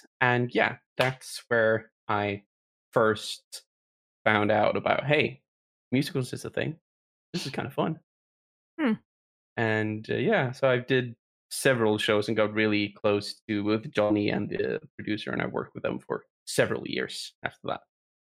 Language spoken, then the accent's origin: English; Sweden; in Sweden